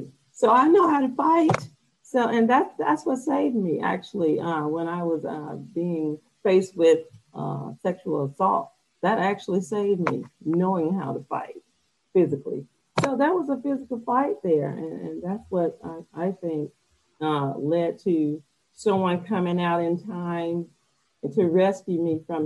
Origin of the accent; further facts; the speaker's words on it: Alabama, United States; now in Hawaii, United States; I'm from Alabama. I'm right now located in Hawaii.